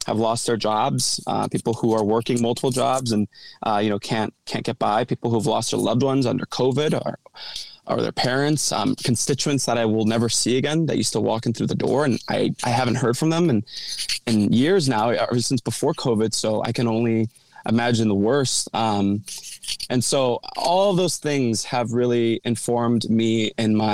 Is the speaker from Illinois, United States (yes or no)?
yes; Chicago, Illinois, United States; I'm the youngest of four. Grew up in Logan Square. I've stayed here my entire life. Still live here today.